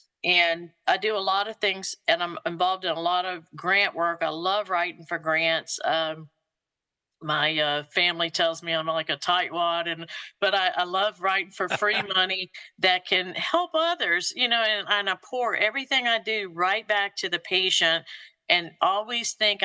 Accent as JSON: {"language": "English", "region": "Louisiana", "country": "United States", "tie": "born or raised there", "also_born_or_lived": "Kentucky / Mississippi", "moved": "as an adult", "lives_now": "Georgia, United States", "said": "I was born in Louisiana, and then my father and his work, we traveled a little bit about the South, Kentucky, Mississippi, but landed right back in the same area that he grew up and my mother grew up"}